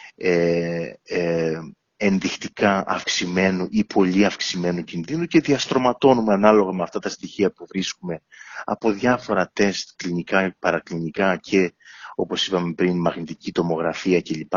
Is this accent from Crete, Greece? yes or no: yes; Ierapetra, Crete, Greece; moved away as an adult; also born or lived in Athens, Greece / Heraklion, Greece; now in London, United Kingdom; μεγάλωσα στην Ιερά Πέτρα τα πρώτα μου 18 χρόνια